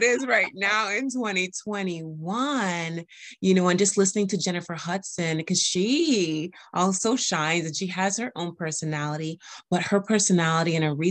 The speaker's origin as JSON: {"language": "English", "country": "U.S. Virgin Islands", "said": "I'm from the Caribbean American, from the U.S. Virgin Islands. And I do have an accent sometimes"}